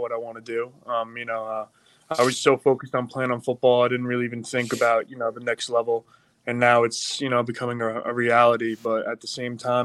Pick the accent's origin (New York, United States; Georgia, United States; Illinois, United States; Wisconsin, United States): New York, United States; Long Island; now in Pittsburgh, United States; I'm not from Pittsburgh, you know, I'm from Long Island